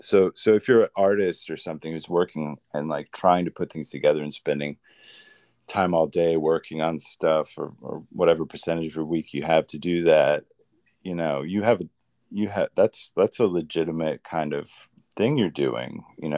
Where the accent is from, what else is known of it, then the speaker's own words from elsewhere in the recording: Midwest, United States; now in Los Angeles, United States; Well, I'm from the Midwest. I always start with stuff like that because it kind of grounds the people and who I am, I guess. I was a Midwest kid. I've been in LA for on and off for over a decade now.